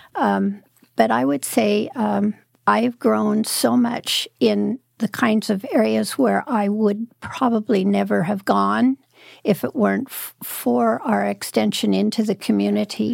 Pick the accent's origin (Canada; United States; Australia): United States; Prospect, Oregon; also born or lived in Medford, Oregon / Salem, Oregon; I lived up in the mountains in the Cascades, up by Crater Lake, uh, when I was growing up